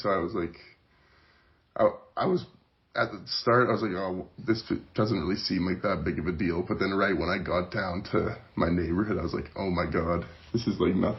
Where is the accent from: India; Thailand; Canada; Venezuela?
Canada; Calgary, Alberta; I was born and raised in Calgary, Alberta. Now I'm a student at Mount Royal University studying finance and economics.